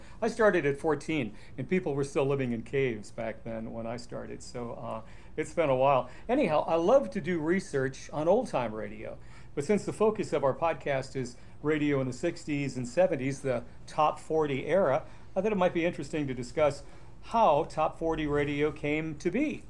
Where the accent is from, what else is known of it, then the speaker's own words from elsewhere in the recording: Duluth, Minnesota, United States; Okay, again, I was raised in Duluth, Minnesota